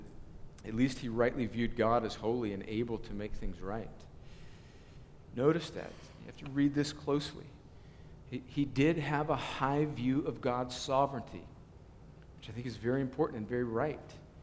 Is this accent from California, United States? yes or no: yes; Southern California, United States; moved away; I grew up in Southern California and I'm a USC fan